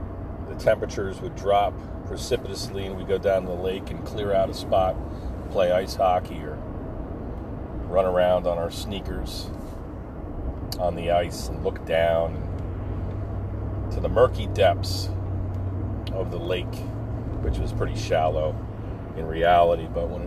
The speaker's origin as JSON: {"language": "English", "town": "Lacey", "region": "New Jersey", "country": "United States", "tie": "born or raised there", "said": "growing up in the Pine Barrens of New Jersey"}